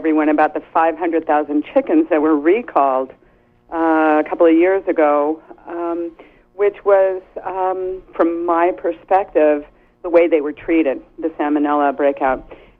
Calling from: Penobscot, Maine, United States; First of all … from Penobscot, and I'm calling.

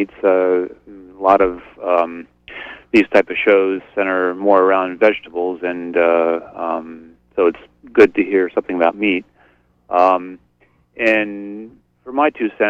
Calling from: Blue Hill, Maine, United States; I'm calling from Blue Hill.

